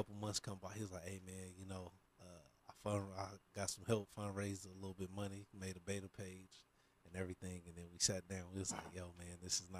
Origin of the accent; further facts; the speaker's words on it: Portland, Oregon, United States; me coming from a smaller town. You know, I'm from Portland